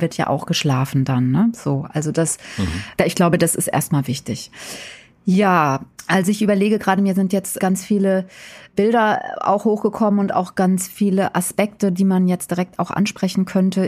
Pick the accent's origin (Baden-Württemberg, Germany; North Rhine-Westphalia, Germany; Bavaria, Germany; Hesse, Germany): Hesse, Germany; Wiesbaden; moved away as an adult; now in Berlin, Germany; ich bin ja aus'm tiefsten Westen sozusagen. Also ich komme ja eigentlich aus Wiesbaden. Da bin ich mit vier Kindern zweitausend nach Berlin gezogen in den Osten